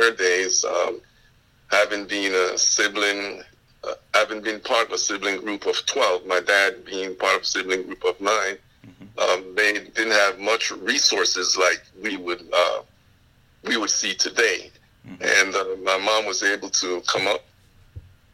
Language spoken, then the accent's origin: English; Panama; accent: West Indian; moved away as an adult; also born or lived in Panama Canal Zone; now in United States; the Panamanian culture, where I was born and raised there in Panama